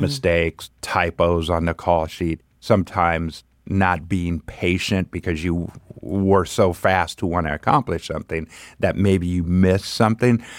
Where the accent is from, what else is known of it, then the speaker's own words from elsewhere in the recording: Pomona, California, United States; also born or lived in Los Angeles; Grew up in Pomona.